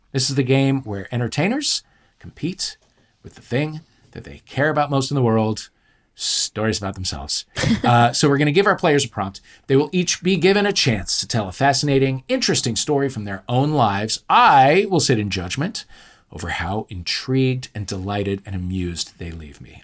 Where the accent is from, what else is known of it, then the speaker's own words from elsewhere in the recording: St. Louis, Missouri, United States; moved away; also born or lived in Champaign, Illinois; I grew up in Saint Louis, Missouri